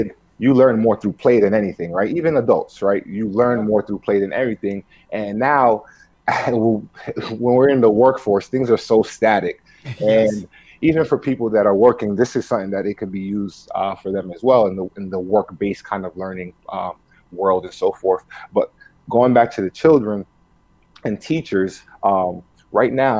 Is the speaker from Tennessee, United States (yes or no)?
no; New York City, New York, United States; first language Spanish; English is a second language; growing up in New York City, as the son of two immigrants, right? Spanish was like my primary language spoken at home.